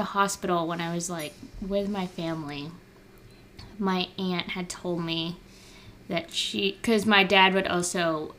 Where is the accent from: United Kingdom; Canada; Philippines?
Philippines; me being Filipino nosy